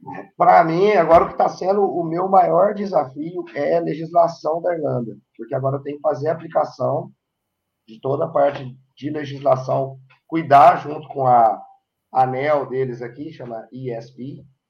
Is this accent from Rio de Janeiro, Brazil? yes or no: no; Varginha, Minas Gerais, Brazil; moved away as an adult; now in Ireland; eu sou um mineiro de Varginha, no sul de Minas Gerais